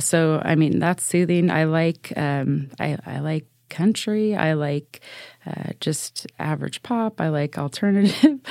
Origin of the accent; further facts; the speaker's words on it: Salem, Oregon, United States; I was born and raised in Salem Kaiser